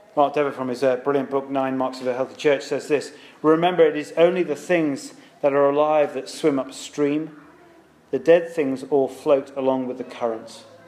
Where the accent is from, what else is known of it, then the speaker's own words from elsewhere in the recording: United Kingdom; now in London, United Kingdom; because we're British